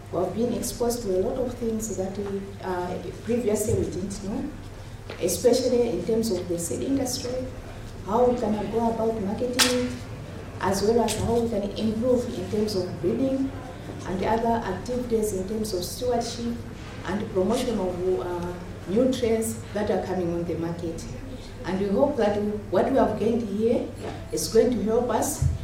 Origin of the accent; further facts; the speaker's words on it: Malawi; I come from Malawi. I work at the Lilongwe University of Agriculture and Natural Resources.